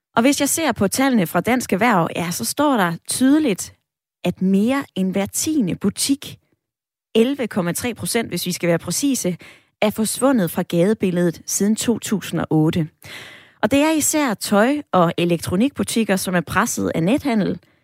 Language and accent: Danish; Odder, Central Denmark Region, Denmark; Odder, min hjemby